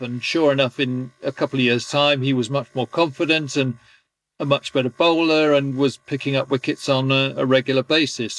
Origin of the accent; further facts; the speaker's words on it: England, United Kingdom; being an Englishman